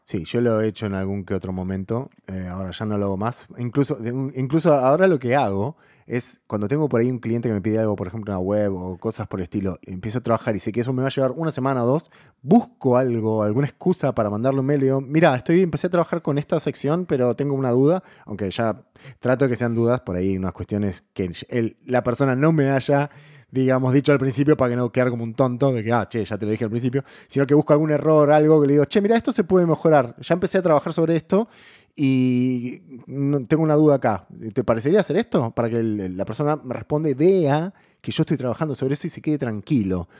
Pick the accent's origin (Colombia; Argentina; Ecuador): Argentina; Buenos Aires; nosotros somos de Buenos Aires